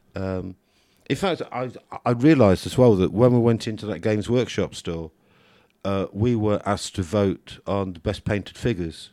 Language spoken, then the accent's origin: English; United Kingdom; being British